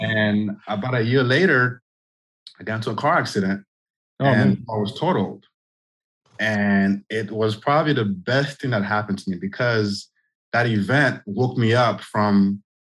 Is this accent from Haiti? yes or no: yes; Haiti; now in Orlando, United States; I grew up, I'm from the Caribbean, I'm from Haiti